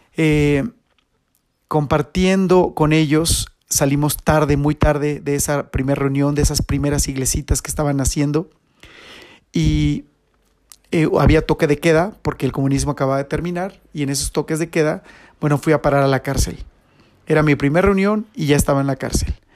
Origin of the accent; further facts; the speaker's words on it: Toluca, State of Mexico, Mexico; le digo, de México